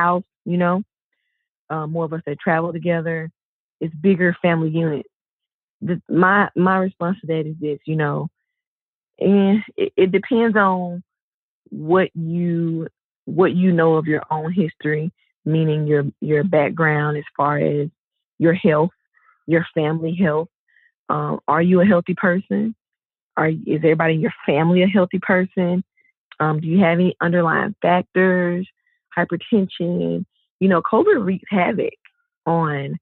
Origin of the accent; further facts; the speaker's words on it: the South, United States; I'm from the South.